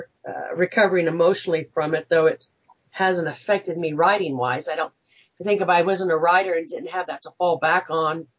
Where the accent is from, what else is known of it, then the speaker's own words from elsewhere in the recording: Wichita, Kansas, United States; I'm from Wichita, Kansas, and grew up here